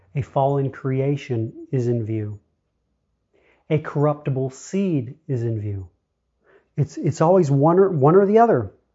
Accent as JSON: {"language": "English", "country": "United States", "tie": "born or raised there", "said": "I am born an American of the United States"}